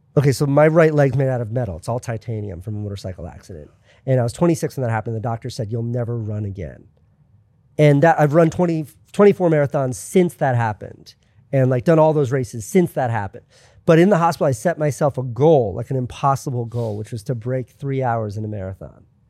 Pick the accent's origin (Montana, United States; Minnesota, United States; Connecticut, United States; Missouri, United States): Connecticut, United States; southeastern; moved away as an adult; also born or lived in New York; I was in Connecticut forever